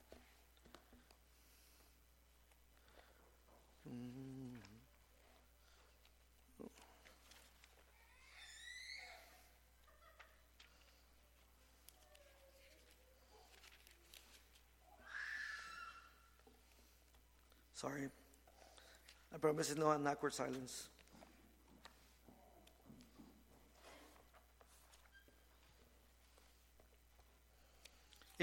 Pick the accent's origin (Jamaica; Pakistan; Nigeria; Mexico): Mexico; Mexico City; moved away; also born or lived in Ensenada, Mexico; I'm from Mexico City. So when I moved to Ensenada area